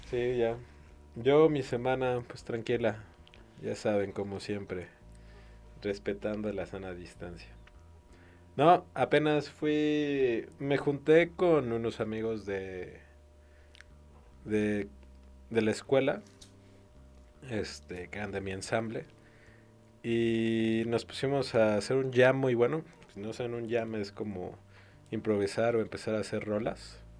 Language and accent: Spanish; Mexico; los mexicanos somos muy aprensivos.